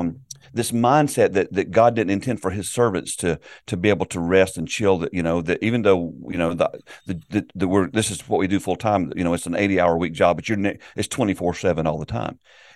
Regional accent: South Carolina, United States; I grew up in South Carolina in a Southern Baptist church, and our whole focus was evangelism.

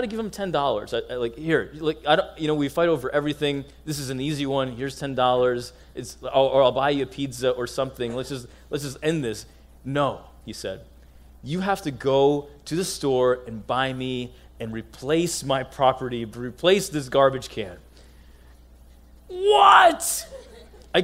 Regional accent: United States; accent: American; as an Egyptian American, I always felt, and maybe you can relate in your own way, as one who was born here in the States

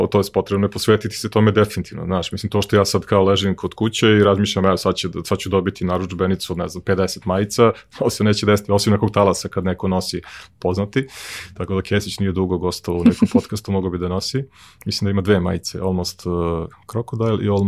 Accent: Serbia; ja sam poslednji Srbin koji je otkrio Netflix i HBO

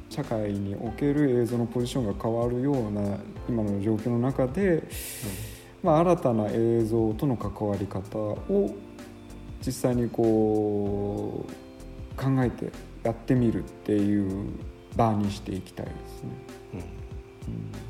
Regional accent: Gunma, Japan; moved away as an adult; also born or lived in Düsseldorf, Germany; now in Kaga, Japan; 僕の実家である群馬

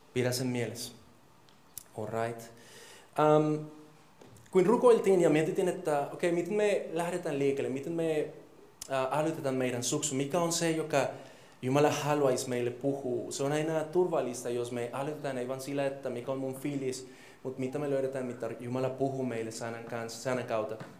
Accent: Colombia; Finnish is a second language; now in Finland; mä oon kolumbialainen

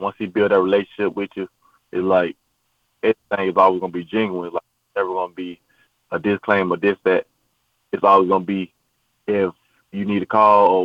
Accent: Florida, United States; moved away as an adult; also born or lived in Maryland; growing up in the South

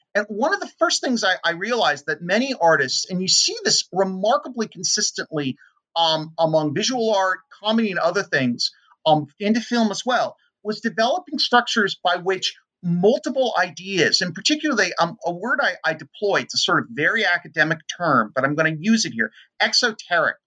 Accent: San Francisco, California, United States; also born or lived in Oakland, California; I was born and raised in in the Bay Area in San Francisco

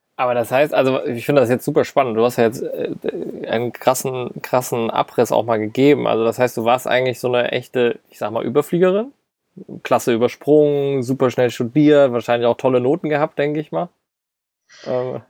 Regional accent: Mainz, Rhineland-Palatinate, Germany; Wir sind ja beide aus Mainz

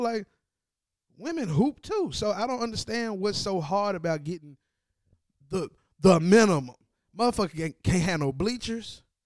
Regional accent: Tennessee, United States; I'm from Tennessee

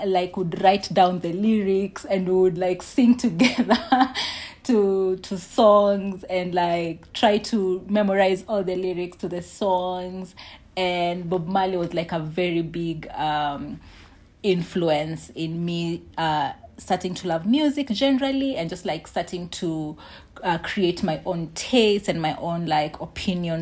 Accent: Nairobi, Kenya; I grew up in Eastlands, Nairobi

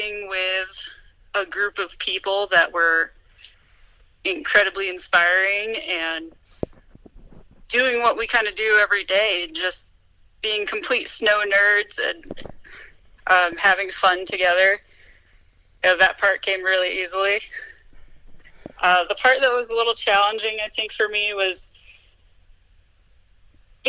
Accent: East Coast, United States; moved away as an adult; also born or lived in Tahoe; now in Vail, United States; I grew up on the East Coast

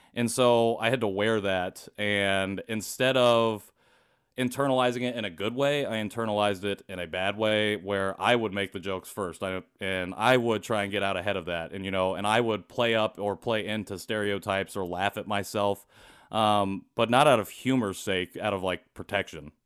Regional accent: rural Indiana, United States; also born or lived in Seoul, South Korea; Grew up in rural Indiana

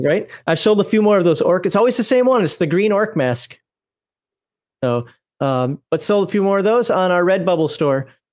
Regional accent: United States; moved away; also born or lived in Germany; I'm an American

